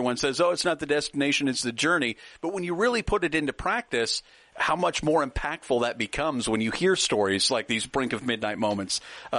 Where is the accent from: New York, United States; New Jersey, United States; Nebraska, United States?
Nebraska, United States; now in Texas, United States; I live in Texas, and I'm from Nebraska.